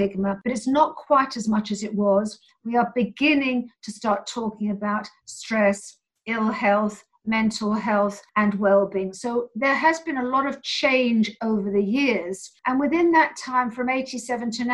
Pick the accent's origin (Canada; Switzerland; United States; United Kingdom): United Kingdom; London; I'm from London